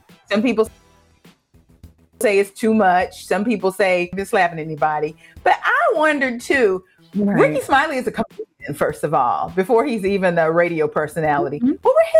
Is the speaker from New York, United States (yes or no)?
no; Dallas, Texas, United States; I grew up in Dallas